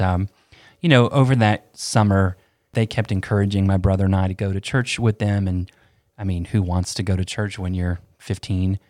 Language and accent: English; Asheville, North Carolina, United States; also born or lived in Tampa, Florida; we moved to Asheville from Tampa when I was ten